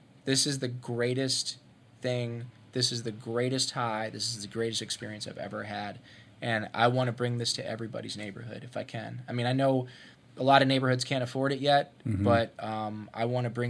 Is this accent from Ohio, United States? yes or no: yes; Ohio, United States; I'm from Ohio. I grew up in Ohio. That's a big deal to me.